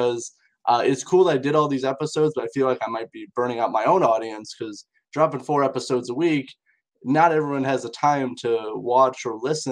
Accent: Indiana, United States; in my area, which I'm from Indiana in the United States

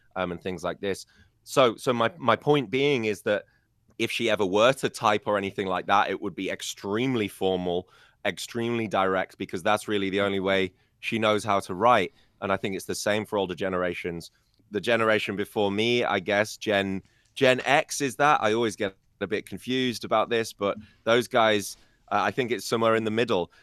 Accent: United Kingdom; first language English; now in China; me as a British person

